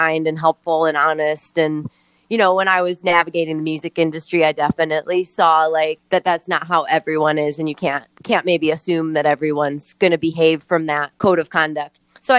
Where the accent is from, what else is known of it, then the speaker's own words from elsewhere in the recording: Midwest, United States; I think it wasn't till I got older that I like really was like glad that I grew up in the Midwest